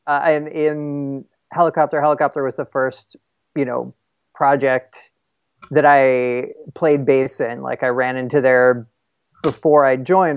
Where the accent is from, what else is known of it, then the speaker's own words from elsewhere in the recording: East Windsor, New Jersey, United States; I am originally from a tiny town uh, called East Windsor in New Jersey